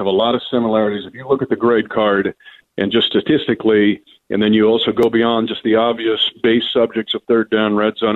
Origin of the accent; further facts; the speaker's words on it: United States; I grew up in the Kansas-Nebraska border